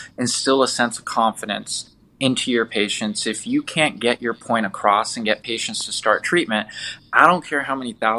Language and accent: English; Southern California, United States; moved away as an adult; also born or lived in Detroit, Michigan; now in Las Vegas, United States; I'm originally from Southern California